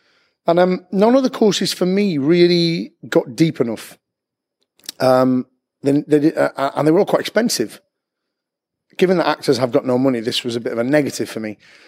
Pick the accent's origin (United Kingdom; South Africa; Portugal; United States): United Kingdom; Bury, North West England; moved away as an adult; also born or lived in London; now in Manchester, United Kingdom; I'm originally from Bury, little town north of Manchester, and moved down to London in 2002